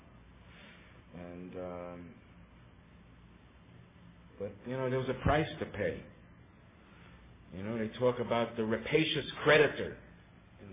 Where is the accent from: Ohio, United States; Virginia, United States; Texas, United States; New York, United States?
New York, United States; New York City; moved away; also born or lived in Long Island; I was born on the Lower East Side in New York City